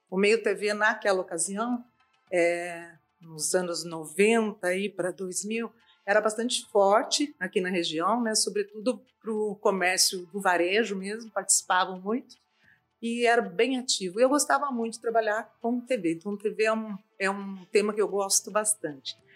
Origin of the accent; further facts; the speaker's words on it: Campinas, São Paulo, Brazil; tenho uma vida ligada à agência de publicidade e propaganda, eu vim de Campinas para cá, e também na área acadêmica.